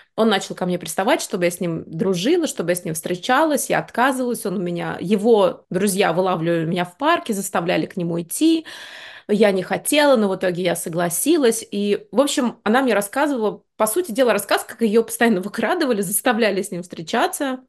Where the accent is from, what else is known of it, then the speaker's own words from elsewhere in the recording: Moscow, Russia; Я выросла в Москве